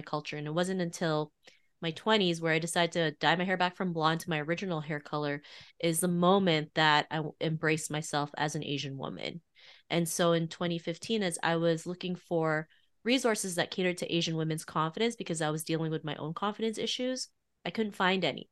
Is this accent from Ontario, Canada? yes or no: yes; Toronto, Ontario, Canada; growing up in Toronto in the early nineties